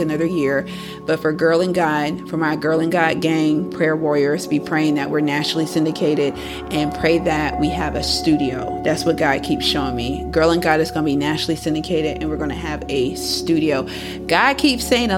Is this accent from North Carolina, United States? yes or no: yes; Fayetteville, North Carolina, United States; I thought Fayetteville was going to hold me down because that's my hometown